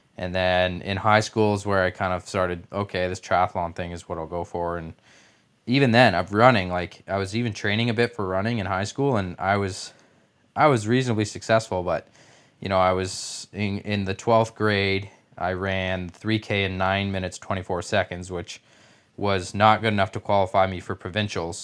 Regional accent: Canada; as a Canadian, obviously, I played hockey as a kid

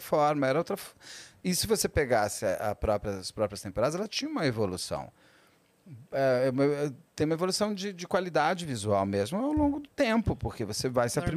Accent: São Paulo, Brazil; as nossas aqui de São Paulo

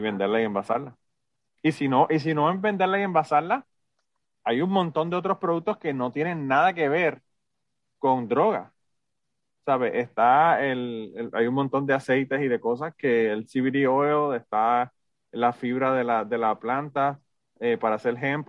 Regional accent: Puerto Rico; moved away as an adult; sé que soy puertorriqueño, estoy orgulloso de haber nacido en Puerto Rico

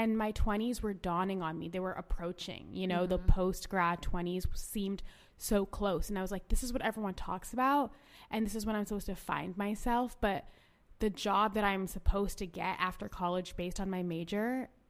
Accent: India; also born or lived in Orange County, United States; I was born in Orange County, and I like grew up actually in India.

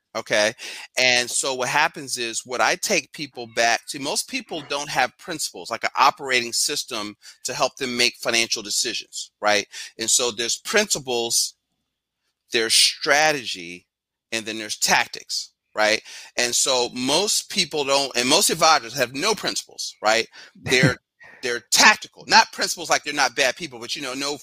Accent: Philadelphia, Pennsylvania, United States; I'm from Philly. Uh, grew up in Yorktown, 12th and Master.

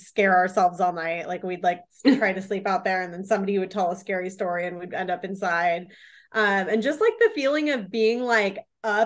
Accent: Washington, United States; now in California, United States; Growing up in Washington

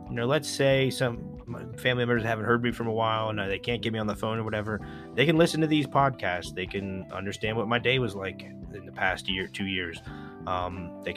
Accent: Pennsylvania, United States; my home state of Pennsylvania

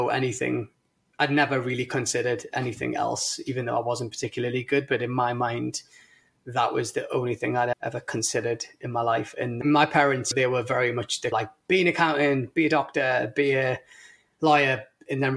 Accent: Newcastle upon Tyne, North East England, United Kingdom; moved away as an adult; now in United States; I grew up in a place called Newcastle, which is in the northeast of England

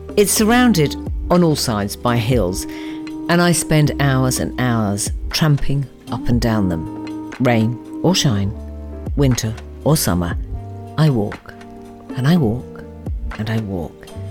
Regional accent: Watford, East of England, United Kingdom; Growing up in Watford

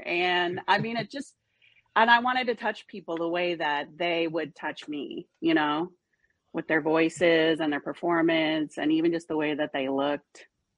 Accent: St. Paul, Minnesota, United States; I'm actually from St. Paul, Minnesota

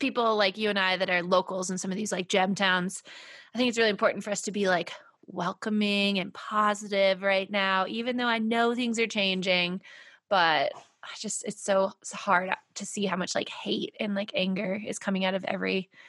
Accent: California, United States; As a Californian

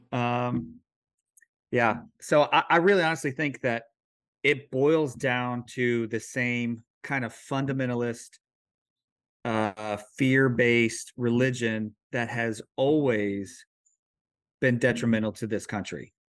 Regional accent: Missouri, United States; moved away; I'm from Missouri

